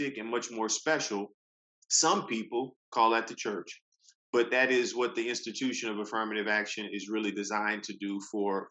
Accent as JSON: {"language": "English", "region": "Louisiana", "country": "United States", "moved": "yes", "lives_now": "Durham, United States", "said": "I'm from Louisiana"}